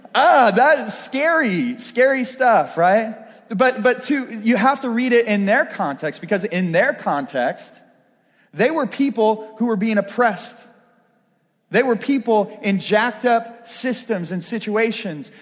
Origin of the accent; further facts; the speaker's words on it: Pittsburgh, Pennsylvania, United States; I was raised going to Brashear High School